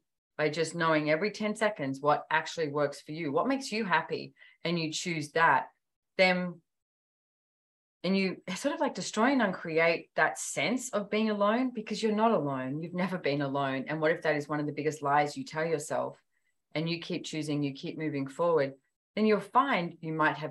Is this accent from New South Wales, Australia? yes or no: yes; Sydney, New South Wales, Australia; I was born and bred in Sydney